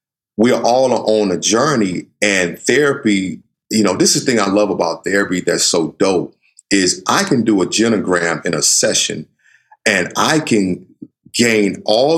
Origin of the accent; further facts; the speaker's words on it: the South, United States; I grew up in the South where, you know, I have a sister who's light skinned